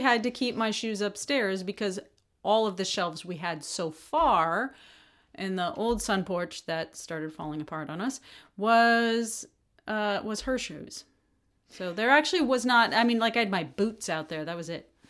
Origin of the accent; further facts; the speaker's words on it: United States; being an American